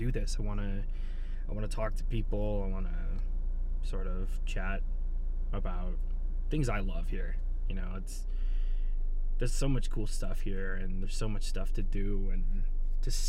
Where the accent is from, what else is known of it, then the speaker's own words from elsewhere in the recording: Barstow, California, United States; now in Joshua Tree, United States; I actually grew up not in Joshua Tree, but in Barstow